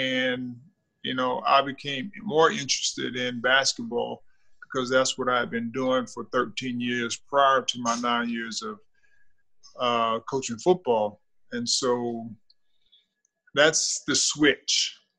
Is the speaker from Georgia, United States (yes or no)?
yes; Thomasville, Georgia, United States; moved away; also born or lived in Pensacola, Florida; I'm from Thomasville, Georgia.